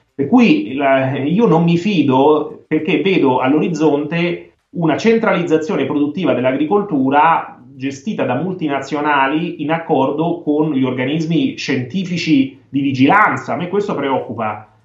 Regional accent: Italy; io da italiano

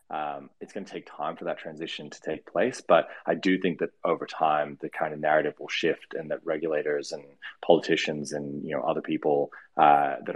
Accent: Australia; also born or lived in United States; I grew up in the U.S., but I'm Australian. Um, why my accent sounds weird. Um, and I've spent probably like half my life in in um, the U.S.

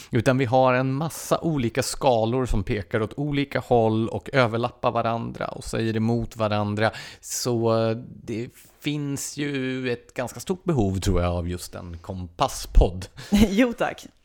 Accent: Skåne, Sweden; Som skåning kan jag ändå, nej, jag fattar vad du menar.

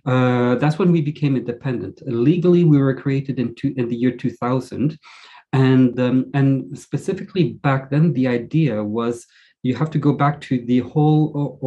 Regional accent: upstate New York, United States; now in Europe; my hometown in upstate New York

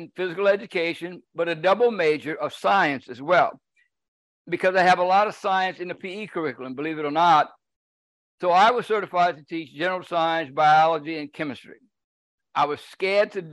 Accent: Cajun, Louisiana, United States; I'm Cajun from the top of my head to the bottom of my feet

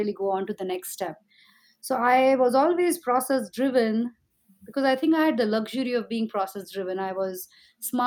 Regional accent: India; growing up in India, things were so competitive

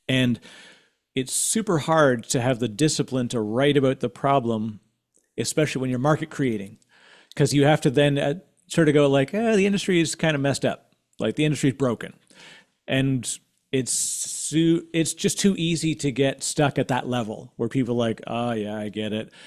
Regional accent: Canada; as a Canadian, uh, uh, I used to, I worked in financial services for a long time

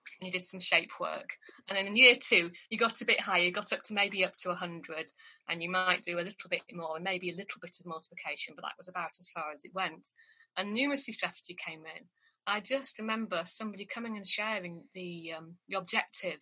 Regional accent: York, Yorkshire and the Humber, United Kingdom; moved away as an adult; also born or lived in Durham / Suffolk; I came from York. My family lived in New York, but I obviously was away up at Durham

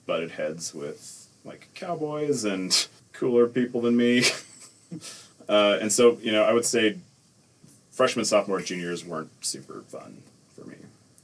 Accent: Salt Lake City, Utah, United States; also born or lived in Nephi, Utah / Orem, Utah; I've from Salt Lake, because that's where I spent most of my life. But I was from Nephi for 5 years-ish

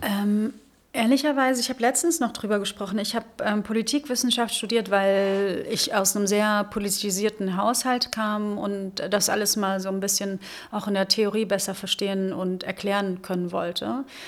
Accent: Rhineland-Palatinate, Germany; also born or lived in Northern Germany / Lübeck / Hesse; now in Berlin, Germany; ich bin in der Südpfalz groß geworden. Ich bin in Norddeutschland geboren

